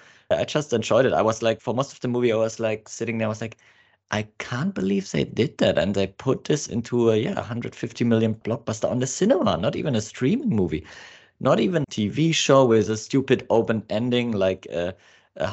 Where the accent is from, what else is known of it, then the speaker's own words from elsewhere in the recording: Australia; accent: Australian; Excuse my English accent, it's not as great as my Australian.